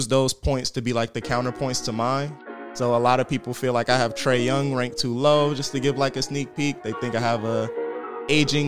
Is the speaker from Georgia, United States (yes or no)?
yes; Riverdale, Georgia, United States; I'm from Riverdale, Georgia